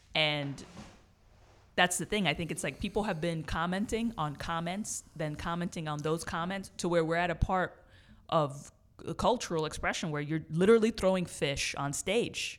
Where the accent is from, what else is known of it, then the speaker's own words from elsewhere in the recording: New York City, New York, United States; I grew up in the Bronx